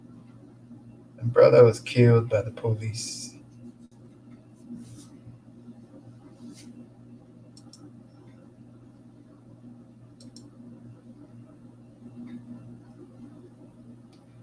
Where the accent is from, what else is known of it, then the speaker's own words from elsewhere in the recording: Lagos, Nigeria; now in Calgary, Canada; I was born and brought up in Lagos, Nigeria